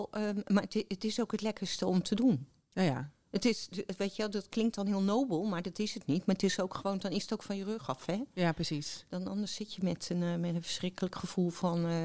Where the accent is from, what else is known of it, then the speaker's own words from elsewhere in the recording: Utrecht, Netherlands; born there; Nee, ik ben geboren in Utrecht.